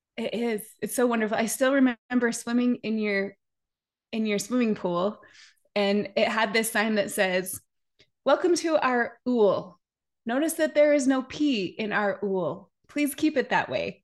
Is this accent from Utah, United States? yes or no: yes; Park City, Utah, United States; Jason and I grew up together in Park City.